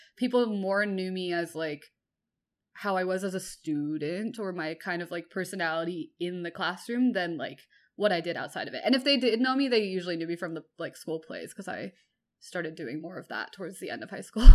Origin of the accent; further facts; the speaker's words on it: Bay Area, California, United States; I grew up in the Bay Area in California